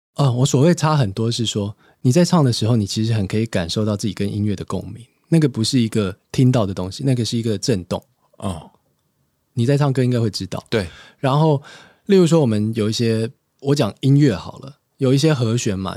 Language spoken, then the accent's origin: Chinese; Hsinchu, Taiwan; moved away; 要回新竹，就是我老家